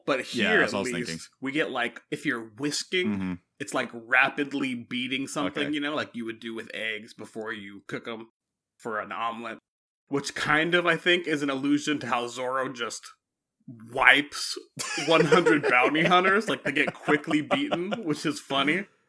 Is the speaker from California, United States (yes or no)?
yes; California, United States; I'm from California.